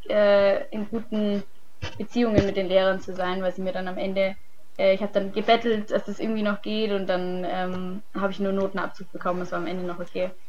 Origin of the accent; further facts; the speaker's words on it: Germany; Wir haben als Deutsche einen ziemlich guten Ruf, weil unsere Jahrgänge bis jetzt echt gut abgeschnitten haben.